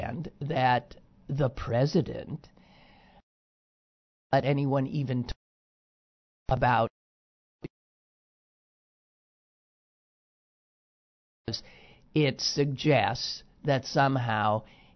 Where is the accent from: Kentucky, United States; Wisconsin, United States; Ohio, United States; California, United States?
Wisconsin, United States; now in Pennsylvania, United States; my home state of Wisconsin